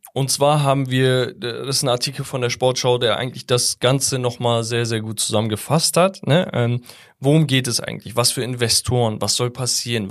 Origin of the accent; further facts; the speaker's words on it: Hamburg, Germany; ich bin Hamburger.